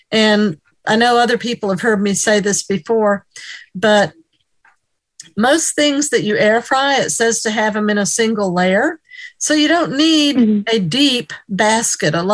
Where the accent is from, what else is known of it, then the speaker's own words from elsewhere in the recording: New York, United States; I'm from New York State.